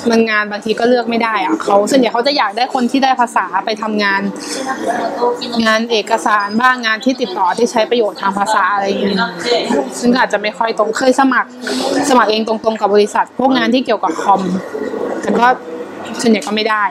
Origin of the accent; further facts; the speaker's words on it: Chumphon, Thailand; also born or lived in Nonthaburi, Thailand / Bangkok, Thailand; now in Tokyo, Japan; แต่ถ้าบ้านเกิดอยู่ชุมพรนะคะชุมพรทางใต้